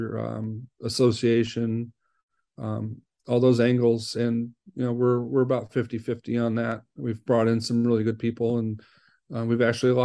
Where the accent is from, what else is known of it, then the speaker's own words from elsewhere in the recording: Wisconsin, United States; now in Fairfax, United States; I'm from Wisconsin